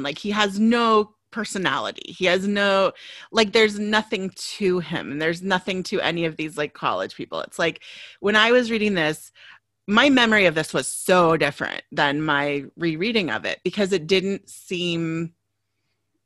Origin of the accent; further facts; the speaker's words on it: Kansas, United States; now in Southern California, United States; I grew up in Kansas